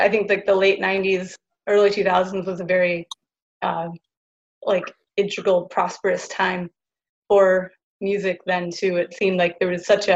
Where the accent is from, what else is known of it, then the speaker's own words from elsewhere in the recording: Detroit, Michigan, United States; I grew up in Detroit